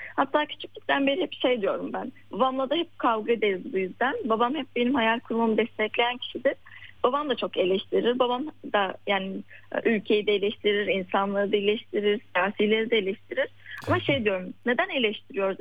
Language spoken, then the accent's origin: Turkish; Yozgat Province, Turkey; now in Istanbul, Turkey; Ben şu an İstanbul'da yaşıyorum ama normalde ailemin yanında Yozgat'ta köyde yaşıyorduk küçük bir köyde.